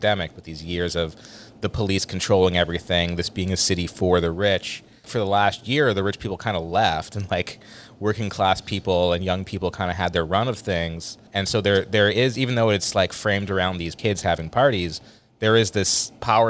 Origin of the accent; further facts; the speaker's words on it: Westchester County, New York, United States; I grew up in Westchester County